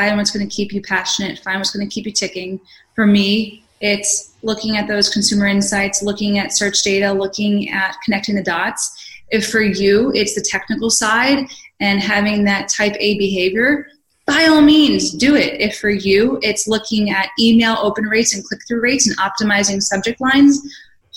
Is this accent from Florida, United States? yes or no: no; Philadelphia, Pennsylvania, United States; I'm from Philly